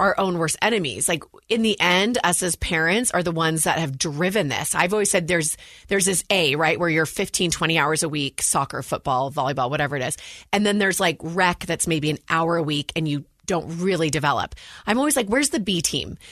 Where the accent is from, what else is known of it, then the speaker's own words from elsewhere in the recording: Walnut Creek, California, United States; moved away as an adult; now in Utah, United States; I grew up in the San Francisco Bay Area, Walnut Creek, California